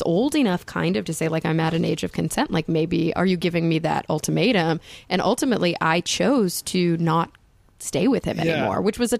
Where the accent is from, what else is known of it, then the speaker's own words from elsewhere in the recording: the Bible Belt, United States; growing up in the Bible Belt